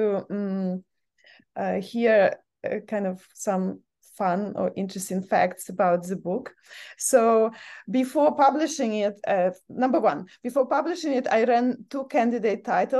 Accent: Ukraine; moved away; my home country, Ukraine

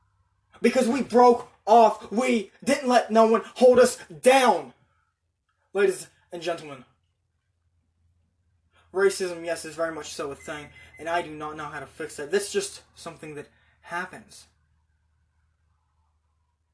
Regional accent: United States; just as American as I am

